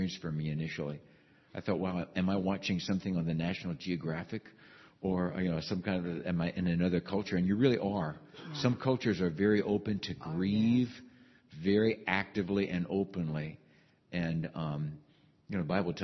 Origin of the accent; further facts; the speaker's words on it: Pennsylvania, United States; the community that I grew up in Pennsylvania, German Lutheran community